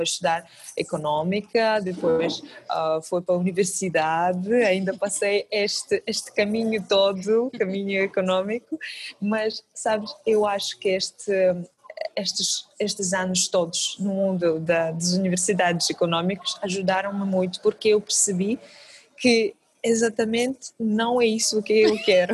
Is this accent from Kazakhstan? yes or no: yes; Kazakhstan; Portuguese is a second language; moved away as an adult; now in Portugal; realmente sou de, do Cazaquistão, é uma terra super longe daqui